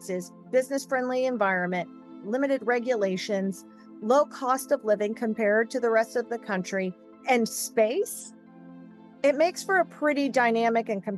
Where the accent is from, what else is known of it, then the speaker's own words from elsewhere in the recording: Texas, United States; I'm 100% Texan and always will be.